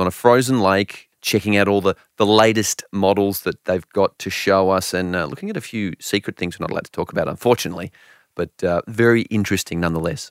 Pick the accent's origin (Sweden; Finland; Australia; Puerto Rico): Australia; I'm an Aussie